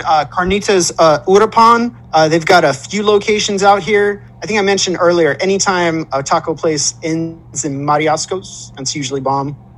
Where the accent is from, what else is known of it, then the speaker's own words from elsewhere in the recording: Southern California, United States; I grew up out here